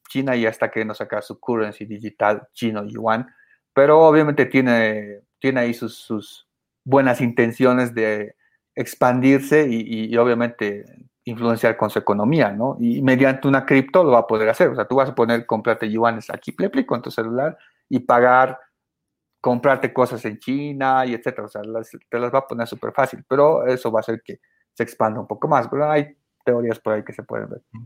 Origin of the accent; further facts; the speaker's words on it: Bolivia; en mi país, ¿no? Que es Bolivia